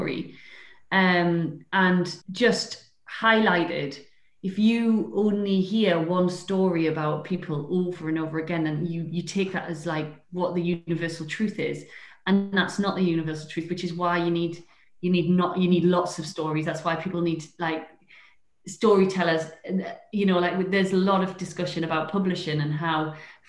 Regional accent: Newcastle upon Tyne, North East England, United Kingdom; moved away; also born or lived in London; I'm a Geordie living in Newcastle

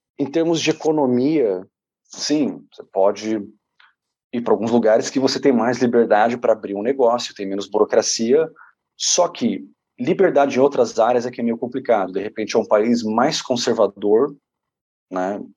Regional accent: São Paulo, Brazil; moved away as an adult; also born or lived in Canada; a gente era muito pobre na periferia de São Paulo

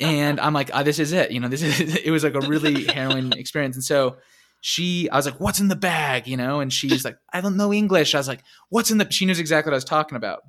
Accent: United States; being American

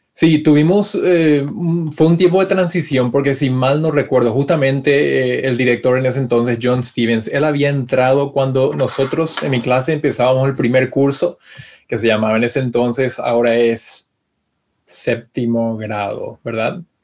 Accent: Paraguay; moved away as an adult; also born or lived in Florida, United States; now in California, United States; extraño Paraguay, extraño a mi familia, a mi gente

